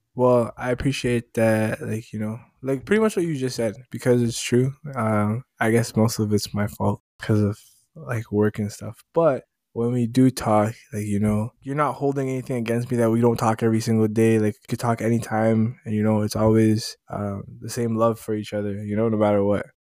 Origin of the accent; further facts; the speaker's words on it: Jamaica; I'm Jamaican.